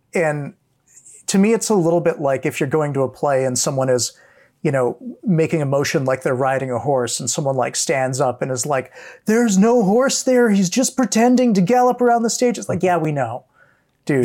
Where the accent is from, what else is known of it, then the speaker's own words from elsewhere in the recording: Hawaii, United States; growing up in Hawaii